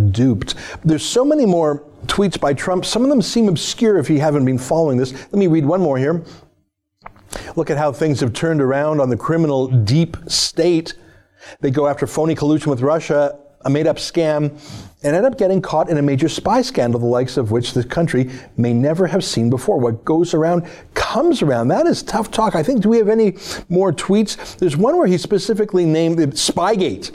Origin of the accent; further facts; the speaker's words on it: Canada; I'm a Canadian